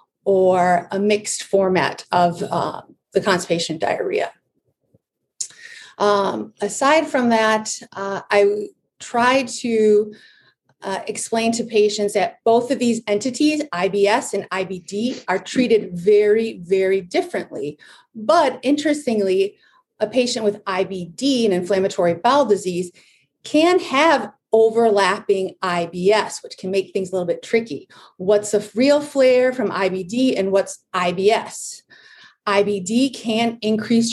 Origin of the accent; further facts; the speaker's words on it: Michigan, United States; also born or lived in Chicago, Illinois / La Jolla, California; I'm from Michigan